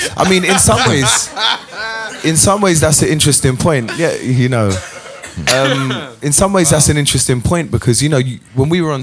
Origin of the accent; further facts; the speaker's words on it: London, United Kingdom; as a Londoner, you know, coming from this beautiful melting pot that we